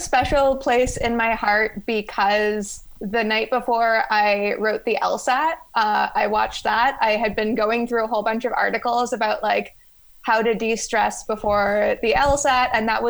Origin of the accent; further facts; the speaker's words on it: London, Ontario, Canada; moved away as an adult; now in Boston, United States; I am originally from London, Ontario, but I'm currently a 3L at Northeastern University School of Law in Boston, Massachusetts.